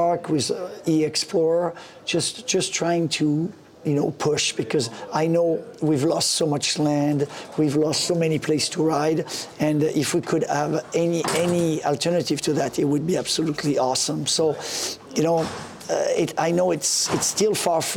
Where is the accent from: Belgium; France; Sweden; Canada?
France; moved away; when I was a kid growing up in France